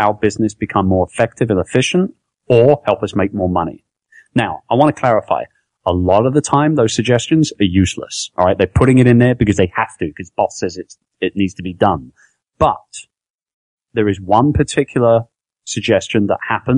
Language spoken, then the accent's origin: English; London, United Kingdom; now in Philippines; I'm from London, I'm from England